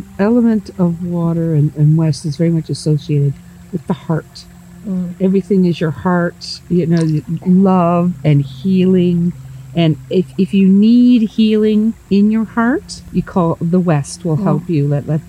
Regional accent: Nova Scotia, Canada

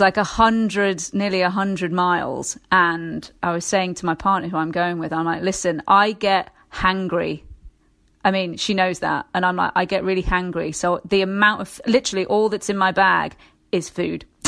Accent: West Midlands, United Kingdom; I'm from the West Midlands as well

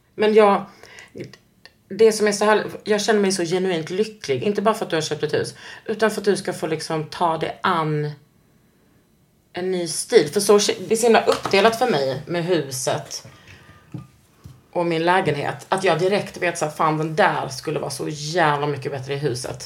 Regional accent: Skåne, Sweden; also born or lived in Austria; jag är från Skåne

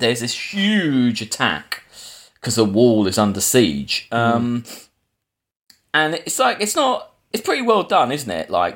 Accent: England, United Kingdom; we're English.

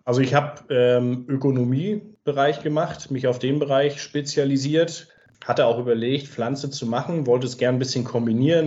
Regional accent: Ostholstein, Schleswig-Holstein, Germany; moved away as an adult; also born or lived in Kiel; now in Wanzleben, Germany; komme ich ursprünglich aus Schleswig-Holstein, aus dem schönen Ostholstein, wo ich auch nach wie vor sehr gerne bin und gerade landschaftlich ungerne weggegangen bin

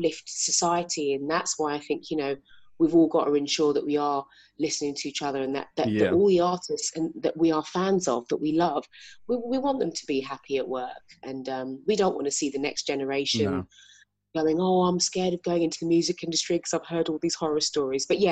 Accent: London, United Kingdom; So I grew up in South London, born and raised

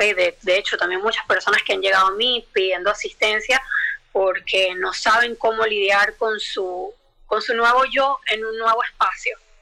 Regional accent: Venezuela; moved away as an adult; yo que soy venezolana

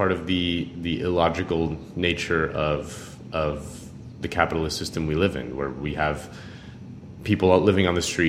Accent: Miami, Florida, United States; I'm from Miami, and it's been crazy to see in the last couple decades how the city has transformed into a sort of playground for largely Latin American oligarchs

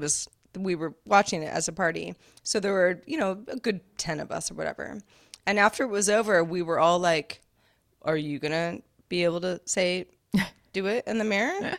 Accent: West Coast, United States; you and I are both from the West Coast

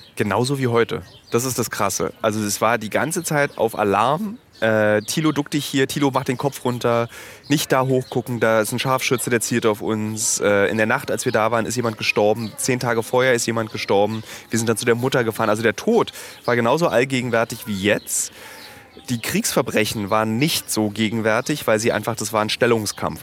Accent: Berlin, Germany; für mich als Berliner ist es ein wichtiger Park. Ich war hier rodeln

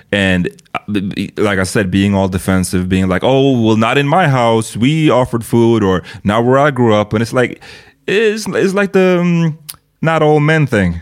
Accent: Sweden; I'm born in Sweden.

